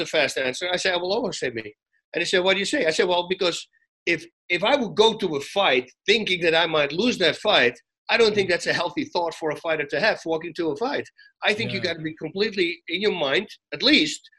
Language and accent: English; Netherlands; now in California, United States; I come from Holland, so 70% of the time it's freaking raining